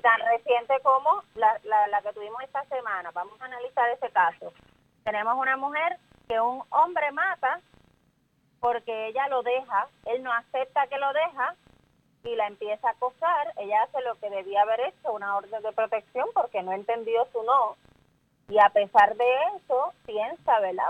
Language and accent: Spanish; Puerto Rico; lo que tenemos que hacer como sociedad puertorriqueña